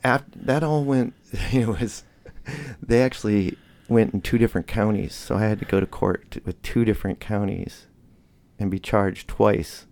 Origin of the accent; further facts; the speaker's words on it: Michigan, United States; moved away; also born or lived in Hillsboro; I was born in Michigan